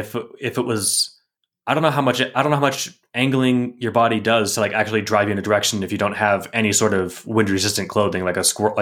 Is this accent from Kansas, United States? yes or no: yes; Kansas, United States; No, seriously, I'm from Kansas.